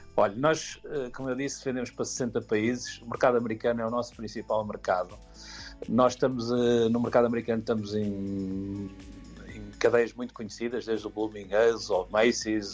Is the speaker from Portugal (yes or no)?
yes; Aveiro, Centro, Portugal; also born or lived in Angola; Universidade de Aveiro que é a minha cidade eh, onde cresci e vivi